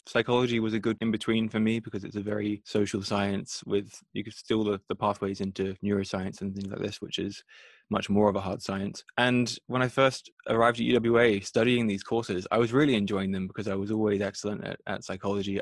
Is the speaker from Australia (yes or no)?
yes; Australia; moved away as an adult; now in Europe; growing up in Australia